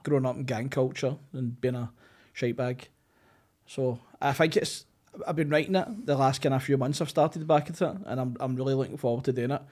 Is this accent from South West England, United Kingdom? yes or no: no; Glasgow, Scotland, United Kingdom; I grew up in City Hall.